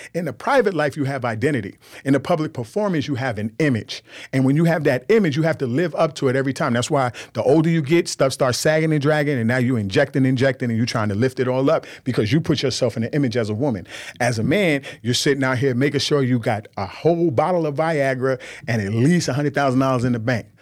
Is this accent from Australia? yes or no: no; Nigeria; I'm a, I'm a Nigerian man